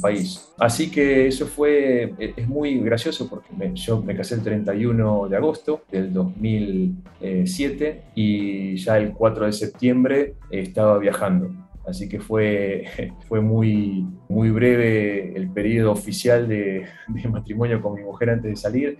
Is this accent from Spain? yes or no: no; Neuquén, Argentina; moved away as an adult; now in Sudan; Yo soy de, de Neuquén